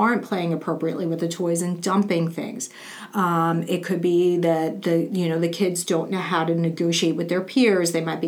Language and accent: English; New York City, New York, United States; growing up in Brooklyn and New York